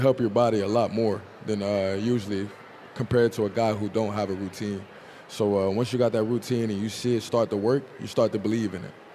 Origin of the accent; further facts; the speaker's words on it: Tulsa, Oklahoma, United States; moved away; Tulsa, we got all four seasons